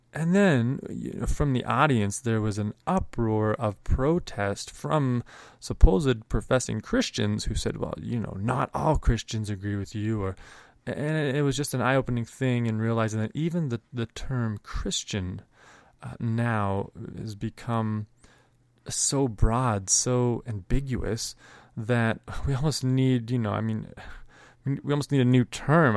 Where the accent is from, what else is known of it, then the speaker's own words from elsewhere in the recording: Canada; both, uh, Mike and I growing up in Canada